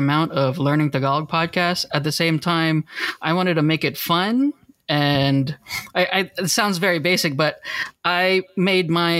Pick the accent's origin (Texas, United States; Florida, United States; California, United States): California, United States; Orange; I'm from Orange, California